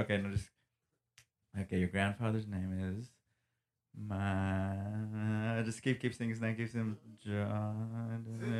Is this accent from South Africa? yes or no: no; India; I grew up in India, as you can probably guess. I was visiting home a few months ago